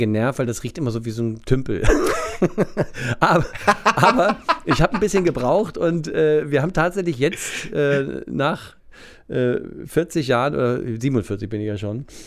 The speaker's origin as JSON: {"language": "German", "town": "Wunstorf", "region": "Lower Saxony", "country": "Germany", "tie": "born or raised there", "also_born_or_lived": "Hannover", "said": "Wunsdorf Steinhude, ja. genau. Da bin ich aufgewachsen"}